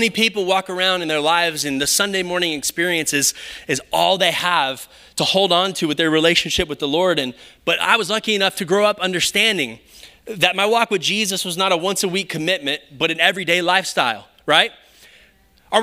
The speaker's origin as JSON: {"language": "English", "town": "Round Rock", "region": "Texas", "country": "United States", "tie": "born or raised there", "also_born_or_lived": "Kyle, Texas", "said": "I grew up in Round Rock, and so we moved to Kyle when I was in high school"}